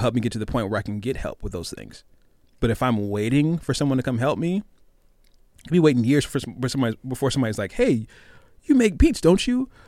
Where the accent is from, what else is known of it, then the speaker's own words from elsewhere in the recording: Tacoma, Washington, United States; I'm from the heart of Tacoma. I'm from Hilltop.